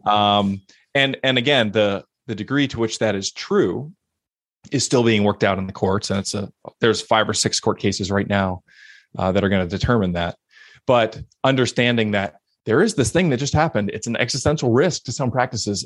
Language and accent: English; Pittsburgh, Pennsylvania, United States; moved away as an adult; also born or lived in Philadelphia, Pennsylvania; now in Portland, United States; Originally grew up in Pittsburgh